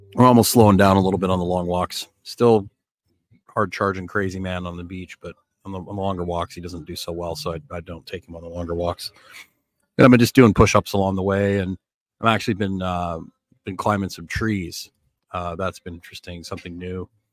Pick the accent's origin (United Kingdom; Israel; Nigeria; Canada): Canada; Northern Canada; also born or lived in Florida; now in Nicaragua; growing up in Northern Canada